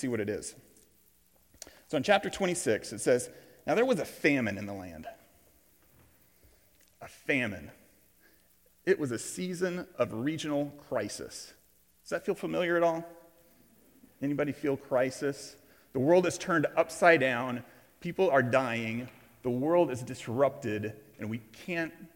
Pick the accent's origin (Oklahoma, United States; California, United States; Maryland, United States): Oklahoma, United States; Tulsa; I grew up here in Tulsa, Oklahoma.